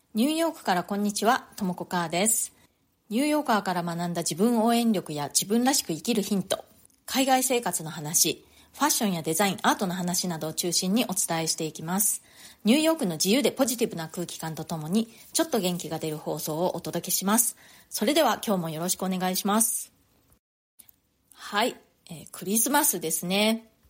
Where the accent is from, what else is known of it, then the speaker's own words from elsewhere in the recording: Japan; moved away as an adult; now in New York, United States; 私も日本で生まれ育った